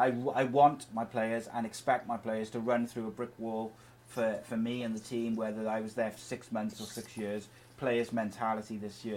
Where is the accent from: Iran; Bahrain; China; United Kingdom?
United Kingdom; Wales; I'm Welsh